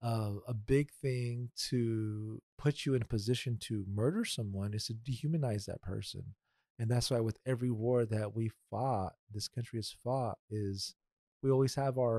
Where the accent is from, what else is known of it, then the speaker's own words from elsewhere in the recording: Sacramento, California, United States; first language Spanish; English is a second language; also born or lived in Loomis, California / Carmichael, California; I'm from Sacramento. I live in Carmichael now, but I lived in Loomis, California